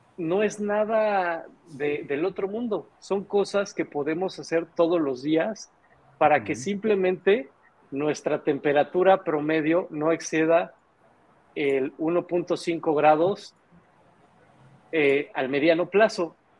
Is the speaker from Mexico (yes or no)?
yes; Mexico; nosotros tenemos como mexicanos